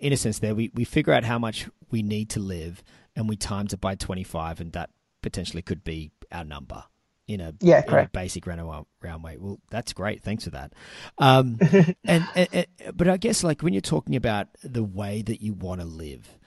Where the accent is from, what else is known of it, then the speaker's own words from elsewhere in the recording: Sydney, New South Wales, Australia; moved away; I was originally from Sydney